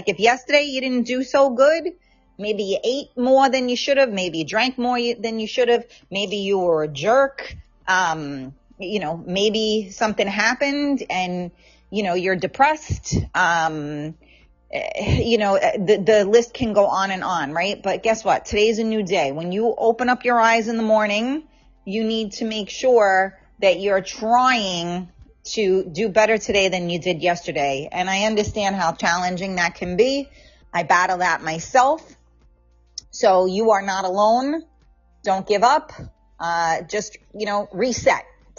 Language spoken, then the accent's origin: English; New York City, New York, United States; I'm from the Bronx